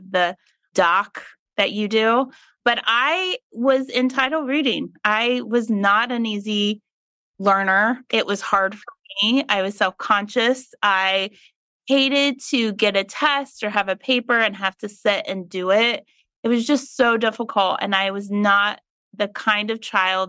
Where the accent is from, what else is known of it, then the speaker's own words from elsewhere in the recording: Meigs County, Ohio, United States; I grew up in Meigs County, which is in history books as the lead growing of marijuana